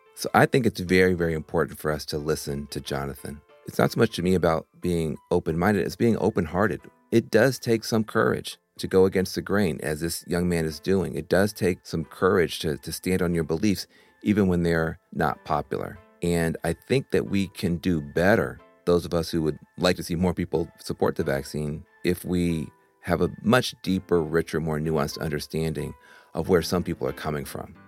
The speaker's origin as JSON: {"language": "English", "region": "Tennessee", "country": "United States", "said": "I'm from Tennessee"}